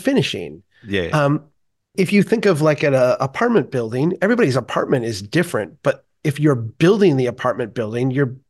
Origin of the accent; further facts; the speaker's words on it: New York, United States; Well, no, but being a New Yorker, Utah Jazz is a weird team to support